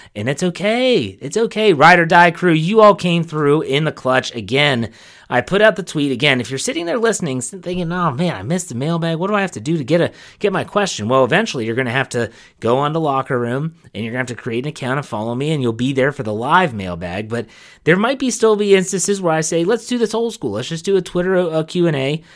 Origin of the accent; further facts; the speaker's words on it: Wheeling, West Virginia, United States; I'm from Wheeling, West Virginia, okay? I'm from West Virginia